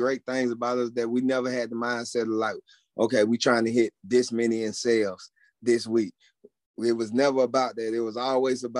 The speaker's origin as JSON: {"language": "English", "town": "College Park", "region": "Georgia", "country": "United States", "said": "from where I'm from College Park, Georgia, none of my people in my neighborhood grew up playing golf"}